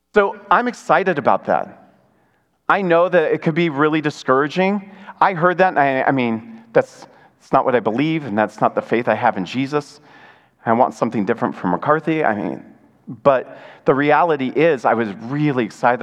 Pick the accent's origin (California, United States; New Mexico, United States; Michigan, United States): Michigan, United States; moved away; I grew up in Michigan, uh, an hour away from uh, U of M the big house